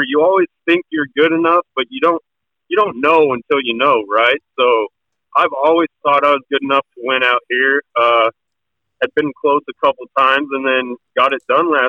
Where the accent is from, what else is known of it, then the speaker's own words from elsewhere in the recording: Wyoming, United States; moved away as an adult; also born or lived in Oklahoma; I grew up in Wyoming, came down to Oklahoma, went to the University of Central Oklahoma there